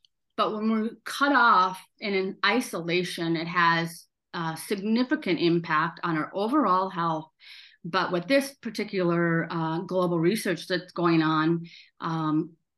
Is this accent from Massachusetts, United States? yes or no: no; South Dakota, United States; I grew up in South Dakota